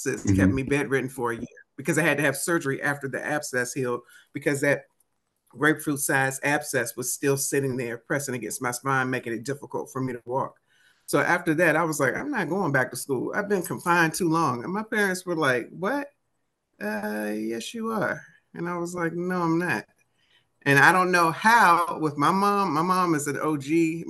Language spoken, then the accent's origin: English; Washington, District of Columbia, United States; accent: DC; that probably doesn't sound right with my DC accent.